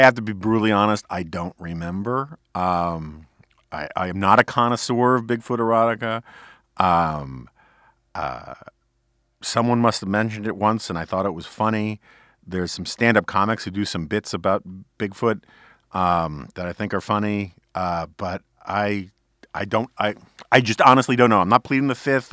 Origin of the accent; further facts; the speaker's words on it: New York City, New York, United States; growing up in New York City on the Upper West Side in the 1970s